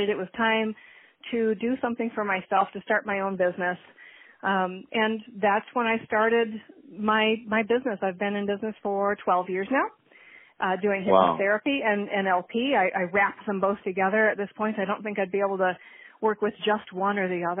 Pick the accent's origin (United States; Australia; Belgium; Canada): United States; Michigan; also born or lived in Minnesota; I was born in Michigan